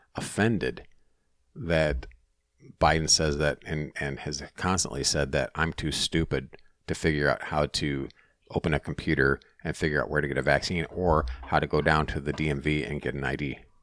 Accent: Minnesota, United States; I'm from Minnesota, Minnesota school

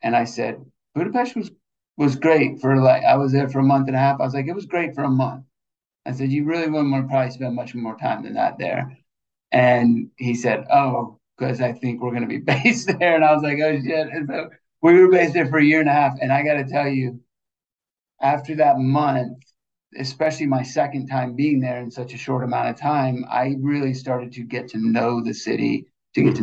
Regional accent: Georgia, United States; I'm from Georgia

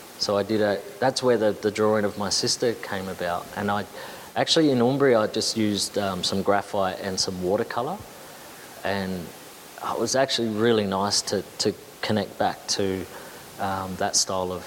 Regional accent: Adelaide, South Australia, Australia; I grew up near Semaphore

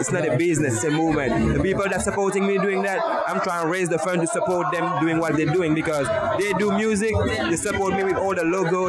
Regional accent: Mauritius; moved away; Now I'm 27, so I'm saying I come all the way from Mauritius, like off the coast of Madagascar.

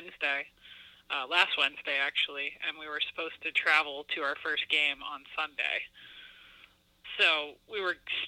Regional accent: Yarmouth, Maine, United States; I grew up in Yarmouth, Maine, which is very close to L.L. Bean and Portland, small town

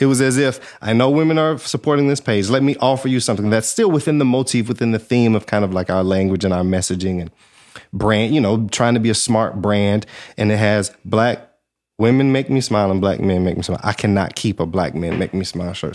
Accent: Georgia, United States; moved away as an adult; also born or lived in Alabama / California / Atlanta; I'm from Georgia, went to school in Alabama, and I was living in California.

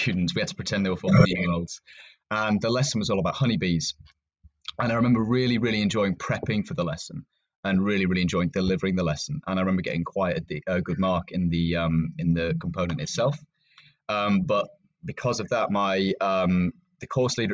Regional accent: Yorkshire and the Humber, United Kingdom; moved away as an adult; now in Cumbria, United Kingdom; I grew up in Yorkshire, so I'm a little bit used to the north

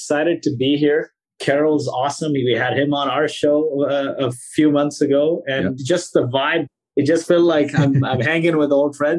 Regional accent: Kuwait; moved away; My parents are from India. I was born in Kuwait

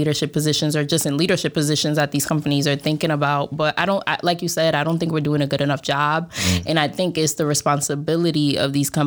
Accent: Boston, Massachusetts, United States; first language Spanish; English is a second language; moved away as an adult; also born or lived in Jamaica Plain, Boston / Roxbury, Boston; now in Bay Area, United States; I was born here, first generation Dominican in Boston

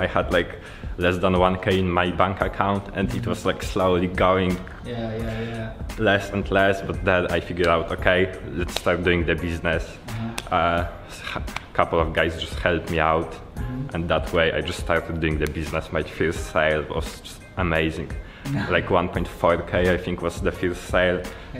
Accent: Poland; English is a second language; from Poland.

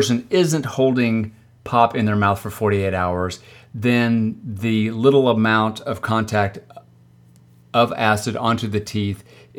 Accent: Oklahoma, United States; I'm from the South. I'm from Oklahoma.

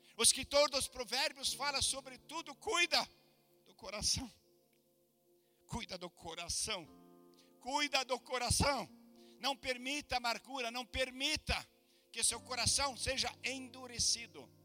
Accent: Brazil; moved away as an adult; also born or lived in Germany; Eu sou do Brasil

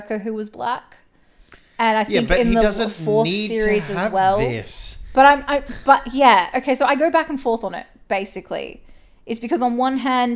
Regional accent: Australia; third generation Australian

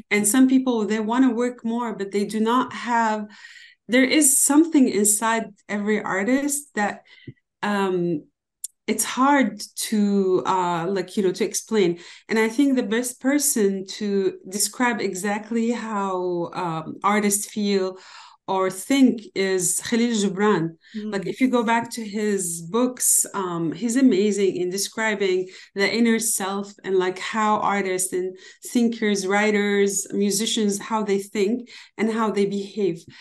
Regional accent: Damascus, Damascus Governorate, Syria; Yeah, i am born and raised in Damascus, Syria, as you mentioned.

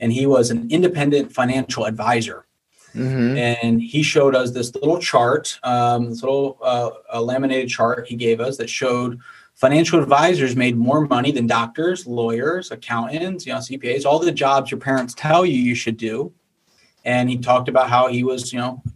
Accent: Bethlehem, Pennsylvania, United States; I grew up in Bethlehem, Pennsylvania area, which is about an hour north of Philadelphia.

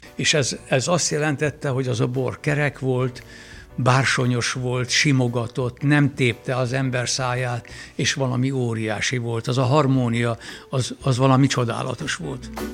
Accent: Villány, Baranya, Hungary; elkezdődött az élet, a bor mentén, ott gyerekeskedtem

